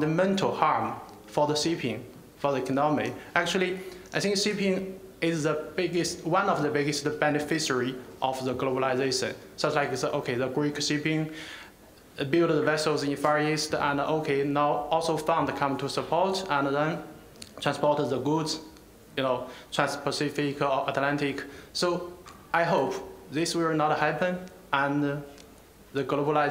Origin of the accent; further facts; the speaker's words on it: China; I come from China